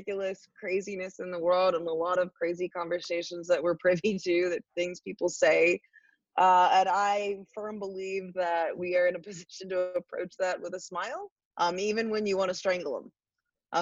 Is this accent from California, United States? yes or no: no; North Carolina, United States; moved away as an adult; also born or lived in Illinois; now in Minneapolis, United States; I grew up in North Carolina.